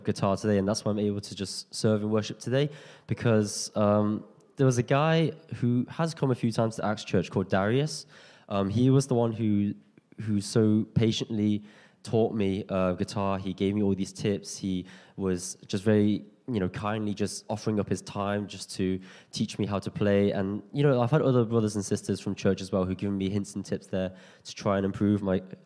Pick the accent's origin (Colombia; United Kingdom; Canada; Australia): United Kingdom; Liverpool, North West England; moved away as an adult; now in London, United Kingdom; I'm from Liverpool. I've been at ex-London for 5 years now